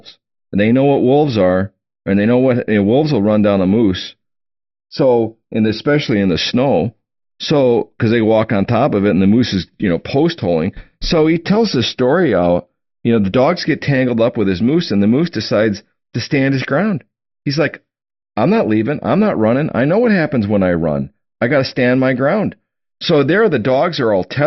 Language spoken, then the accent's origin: English; Oshkosh, Wisconsin, United States; who I grew up with in Oshkosh, Wisconsin